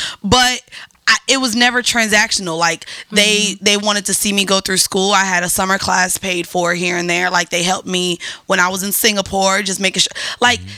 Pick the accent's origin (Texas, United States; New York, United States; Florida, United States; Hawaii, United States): Florida, United States; Orlando; I'm from Orlando, so he asked us to put the Magic on TV.